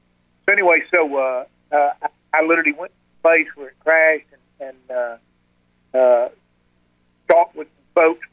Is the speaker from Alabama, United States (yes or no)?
yes; Alabama, United States; we're from Alabama, and we live in Muscle Shoals. I live in Muscle Shoals, Alabama now.